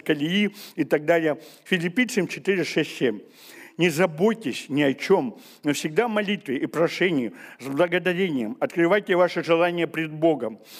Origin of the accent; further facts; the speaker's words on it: Siberia, Russia; мы сибиряки